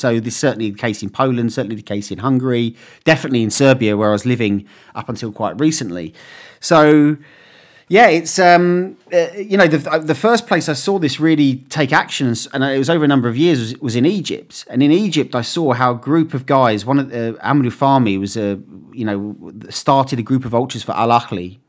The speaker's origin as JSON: {"language": "English", "region": "England", "country": "United Kingdom", "said": "I was from England and I was a West Ham fan"}